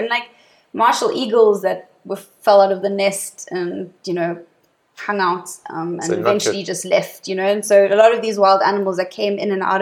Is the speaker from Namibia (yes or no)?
yes; Namibia; also born or lived in Johannesburg, South Africa; we moved up there when I was two, and I grew up, did my whole childhood there, where my parents did conservation work